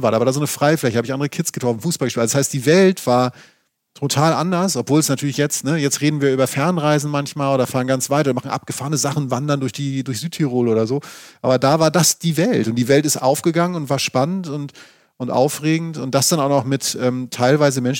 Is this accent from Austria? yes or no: no; Schleswig-Holstein, Germany; Ich stamme ja aus, aus Schleswig-Holstein